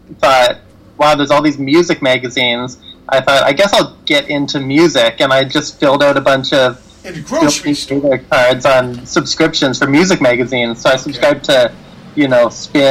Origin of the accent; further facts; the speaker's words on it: Roberts Creek, British Columbia, Canada; also born or lived in Vancouver; I grew up in Roberts Creek, British Columbia.